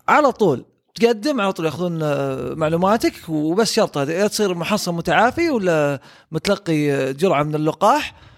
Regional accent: Saudi Arabia; احنا كسعوديين

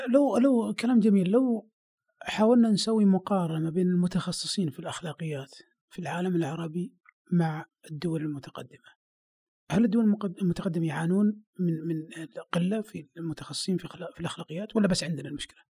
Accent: Saudi Arabia; عندنا في السعوديه

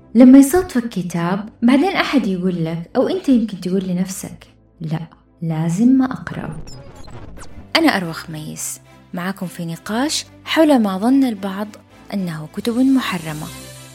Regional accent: Saudi Arabia

